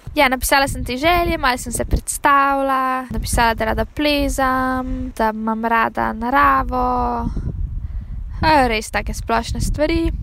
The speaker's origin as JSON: {"language": "Slovenian", "country": "Slovenia", "said": "kot slovenec"}